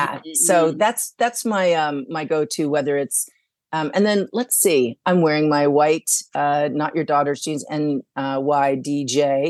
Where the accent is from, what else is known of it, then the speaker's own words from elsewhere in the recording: Saudi Arabia; So I grew up in Saudi Arabia, so that was like a little call to the Middle East.